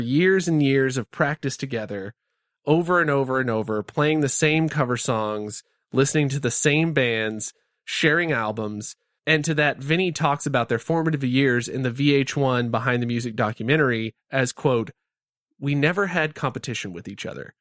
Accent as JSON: {"language": "English", "region": "the South", "country": "United States", "said": "I'm from the South and I have a slow cadence of talk"}